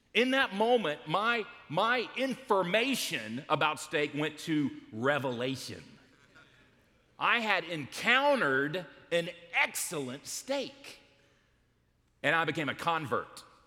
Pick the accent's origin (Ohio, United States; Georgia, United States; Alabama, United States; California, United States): Georgia, United States; Smyrna; we grew up in Smyrna, Georgia